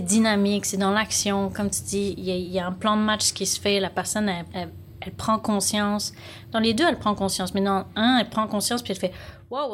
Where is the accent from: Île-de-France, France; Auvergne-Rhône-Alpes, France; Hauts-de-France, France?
Auvergne-Rhône-Alpes, France; Lyon; moved away as an adult; now in Montreal, Canada; Je viens de Lyon, en France. Donc, euh, j'ai grandi, je suis née là-bas, j'ai grandi là-bas. Puis, à 25 ans, ben, je suis partie au Québec, à Montréal.